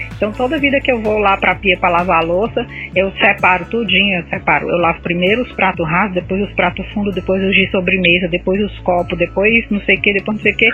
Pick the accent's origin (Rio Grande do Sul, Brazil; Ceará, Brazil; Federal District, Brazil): Ceará, Brazil; eu sou cearense